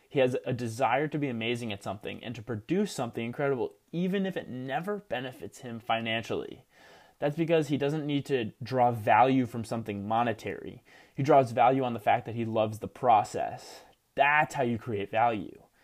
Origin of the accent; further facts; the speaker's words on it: New Jersey, United States; Rutgers University in my home state of New Jersey